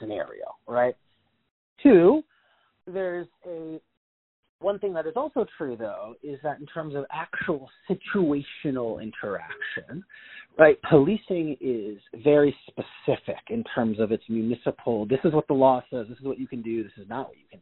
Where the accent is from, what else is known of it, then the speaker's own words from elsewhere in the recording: Cleveland, Ohio, United States; Cleveland's a good example, it's my hometown